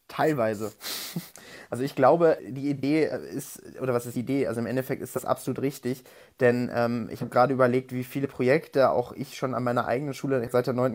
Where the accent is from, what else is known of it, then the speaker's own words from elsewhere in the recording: North Rhine-Westphalia, Germany; ich komme aus Nordrhein-Westfalen